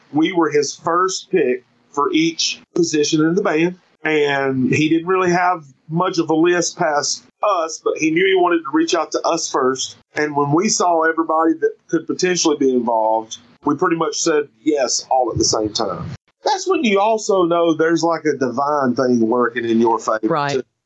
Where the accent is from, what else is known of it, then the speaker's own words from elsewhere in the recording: United States; also born or lived in Seattle, United States / North Carolina, United States; now in South Carolina, United States; I'm from the Carolinas. It's hard for me to claim one or the other. I live in South Carolina right now, but I got a North Carolina tattoo on my wrist, and I'm a Tar Heel till